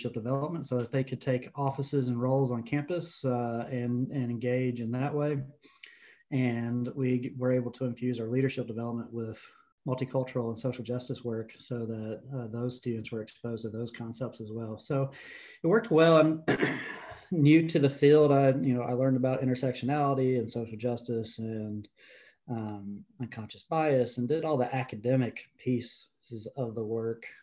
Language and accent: English; the Appalachians of North Carolina, United States; I grew up in the Appalachians of North Carolina to a blue collar family